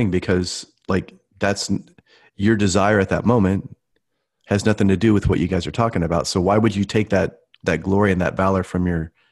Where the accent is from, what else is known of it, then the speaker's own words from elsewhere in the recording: Midwest, United States; I'm from the Midwest, you know, Coca-Colas and all that kind of stuff.